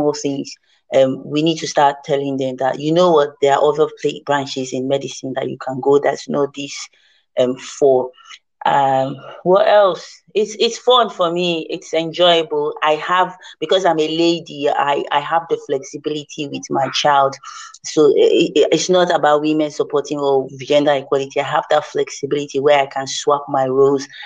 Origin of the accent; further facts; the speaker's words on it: Niger Delta, Nigeria; I come from the Niger Delta